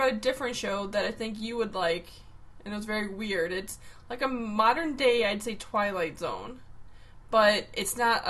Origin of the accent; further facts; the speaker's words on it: Chicago, Illinois, United States; accent: Chicago; they heard my Chicago accent a little more than I normally do, because when I'm angry, it comes out